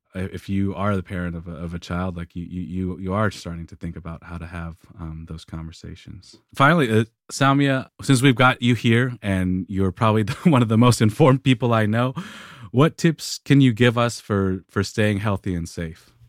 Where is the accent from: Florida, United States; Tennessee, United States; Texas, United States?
Tennessee, United States; moved away; we grew up in Tennessee